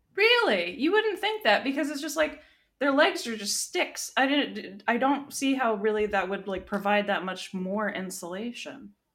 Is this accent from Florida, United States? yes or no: yes; Florida, United States; growing up in Florida